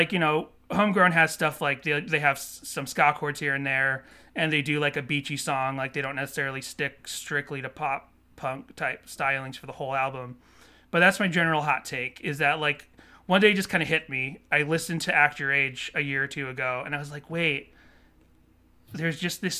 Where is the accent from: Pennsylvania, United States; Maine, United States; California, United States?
California, United States; we're kind of already sort of like them because we're from SoCal as well.